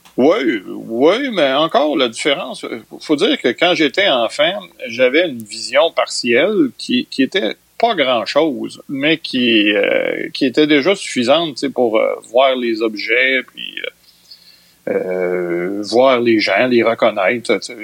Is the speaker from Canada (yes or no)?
yes; Trois-Rivières, Quebec, Canada; je suis un trifluvien. Je suis né à Trois-Rivières en 1959.